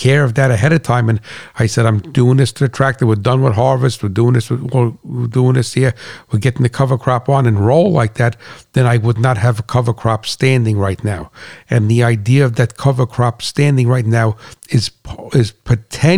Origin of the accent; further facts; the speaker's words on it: New Jersey, United States; I'm from New Jersey, you know I'm a straight shooter